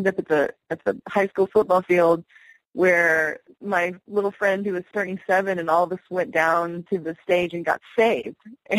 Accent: the South, United States; So I grew up in the Bible Belt, you know, and my mother was Episcopalian.

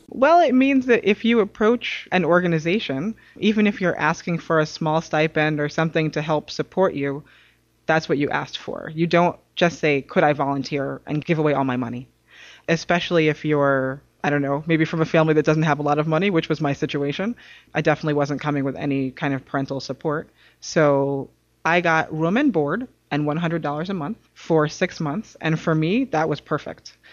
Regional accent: New York City, New York, United States; moved away; also born or lived in Massachusetts; I'm originally from New York City

